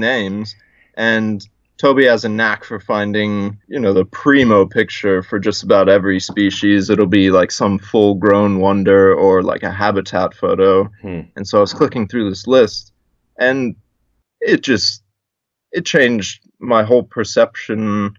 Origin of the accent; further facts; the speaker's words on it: South Africa; also born or lived in South Carolina, United States; now in Hawaii, United States; I'm originally from South Africa. My parents brought me to America for schooling